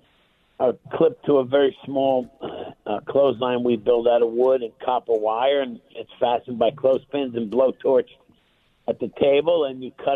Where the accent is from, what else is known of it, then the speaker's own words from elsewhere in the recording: New York City, New York, United States; now in New Jersey, United States; I was born in Bed-Stuy, way back when